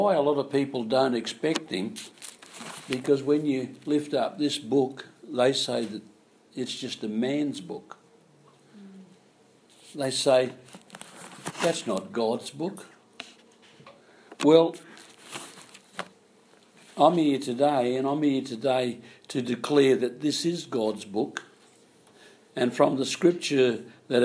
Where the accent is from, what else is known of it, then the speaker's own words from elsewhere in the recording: Naracoorte, South Australia, Australia; I was coming from Narra Court in South Australia. You may never heard of that place, but that's over the border there where Ed Wanganeen comes from.